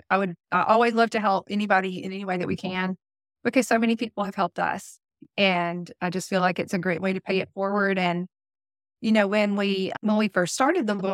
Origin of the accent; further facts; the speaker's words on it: the South, United States; accent: southern; I know my southern accent comes out the Red Barn